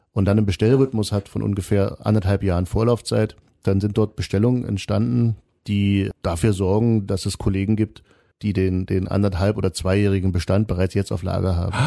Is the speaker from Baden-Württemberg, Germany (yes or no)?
no; Kreischa, Saxony, Germany; in Kreischer, wo ich herkomme